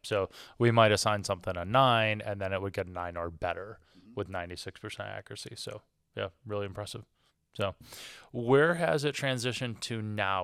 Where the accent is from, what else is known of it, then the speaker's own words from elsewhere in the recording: Michigan, United States; I am from Michigan, which means that I'm a Detroit Pistons fan